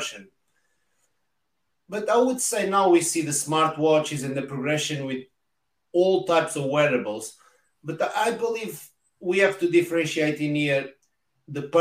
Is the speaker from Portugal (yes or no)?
yes; Portugal; English is a second language; moved away as an adult; now in United Kingdom; I'm Portuguese, living in the UK the past 20 years